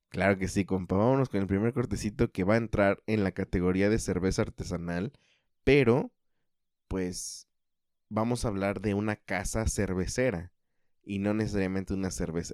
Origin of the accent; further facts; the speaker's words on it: Mexico City, Mexico; accent: chilango; yo también tengo el acento chilango